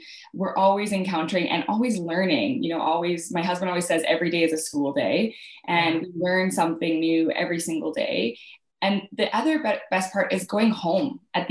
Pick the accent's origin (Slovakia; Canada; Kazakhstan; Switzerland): Canada; Calgary, Alberta; also born or lived in Saskatchewan; I grew up in Calgary, Alberta, Canada